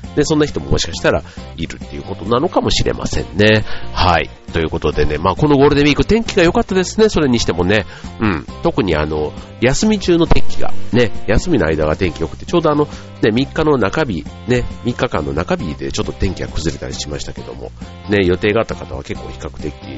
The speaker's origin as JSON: {"language": "Japanese", "region": "Osaka", "country": "Japan", "tie": "born or raised there", "accent": "Kansai dialect", "said": "僕はね、大阪出身なので"}